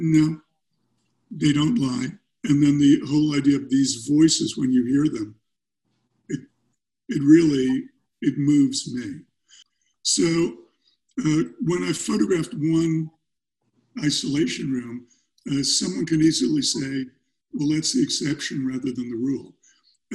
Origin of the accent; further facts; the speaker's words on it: New York City, New York, United States; now in California, United States; I grew up in New York. I grew up in Brooklyn.